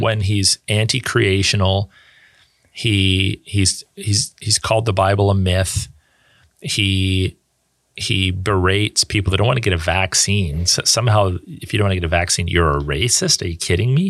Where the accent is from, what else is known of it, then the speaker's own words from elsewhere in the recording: Canada; as a Canadian